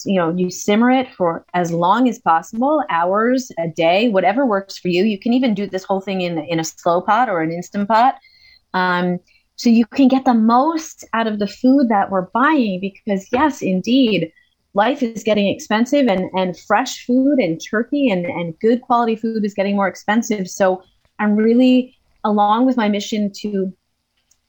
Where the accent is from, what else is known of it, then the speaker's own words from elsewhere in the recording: United States; I'm American